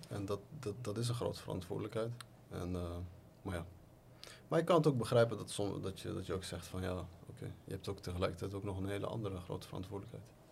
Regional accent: The Hague, South Holland, Netherlands; moved away as an adult; now in Morocco; ik ben geboren en getogen in Den Haag

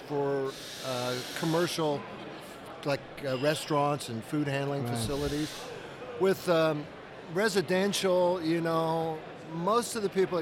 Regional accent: Kansas, United States; We're from Kansas

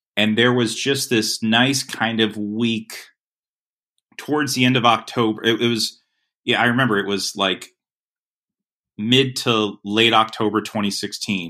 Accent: Lee County, Florida, United States; where I grew up in Florida

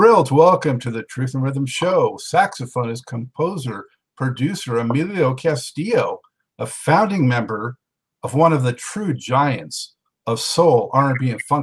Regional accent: Los Angeles, California, United States; now in Charlotte, United States; I was born and raised in Los Angeles. I'm in Charlotte now

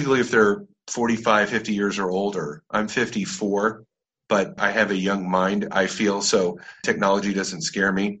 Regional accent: Orange County, California, United States; I grew up in Orange County, California

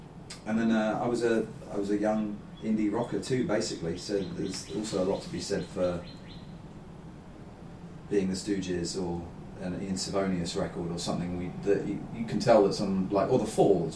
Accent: London, United Kingdom; growing up in London

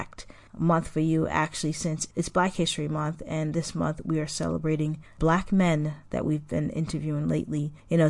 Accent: Massachusetts, United States; also born or lived in Haiti; I moved to Massachusetts when I was 5, going on 6

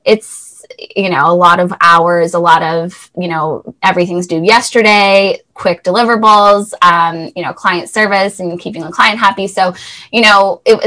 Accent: Thornhill, Ontario, Canada; So I grew up just north of Toronto in Thornhill and had a pretty typical childhood

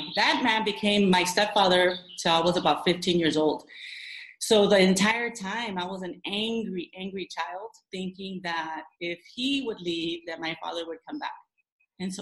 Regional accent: Los Angeles, California, United States; now in La Habra Heights, United States; I'm from La Habra Heights is where I currently live, but I was born and raised in downtown

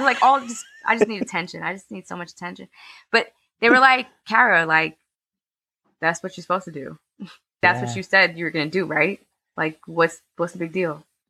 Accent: New York City, New York, United States; I was born and raised in Harlem. I went to school in elementary school and high school in Spanish Harlem. I'm like a proper Harlemite. I literally was born three blocks away from where I live currently.

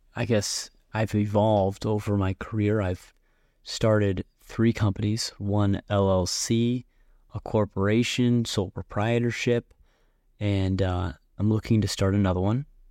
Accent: Buffalo, New York, United States; also born or lived in Sevierville, Tennessee; I went to Buffalo. I consider myself a Buffalonian

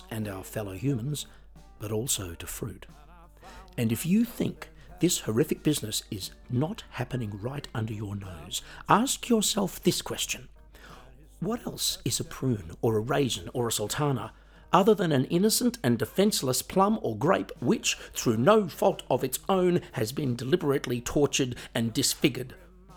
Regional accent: Australia; moved away; I am originally from Australia, as you might be able to tell from the accent.

